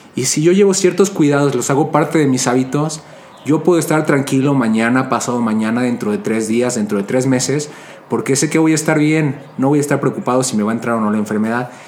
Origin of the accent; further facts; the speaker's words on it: Mexico; yo soy de, México, soy de México y, creciendo aquí en el México